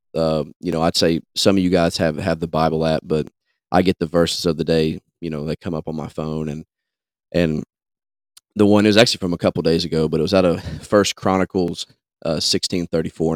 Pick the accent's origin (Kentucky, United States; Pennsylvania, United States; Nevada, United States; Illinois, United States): Kentucky, United States; chase elk in my home state